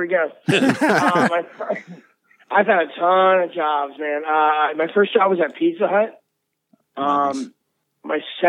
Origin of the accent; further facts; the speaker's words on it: Florida, United States; moved away as an adult; now in Los Angeles, United States; I'm originally from Florida. I live in LA now, and I'm back in Florida for this week.